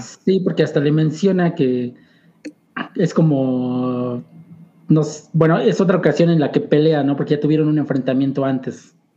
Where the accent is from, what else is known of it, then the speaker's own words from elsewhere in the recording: Puebla, Mexico; crecí acá en Puebla